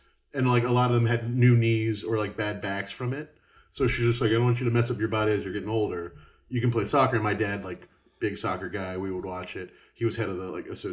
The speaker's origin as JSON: {"language": "English", "region": "Texas", "country": "United States", "tie": "born or raised there", "also_born_or_lived": "Maryland", "moved": "yes", "said": "I grew up in Texas, and then I moved to the East Coast in Maryland"}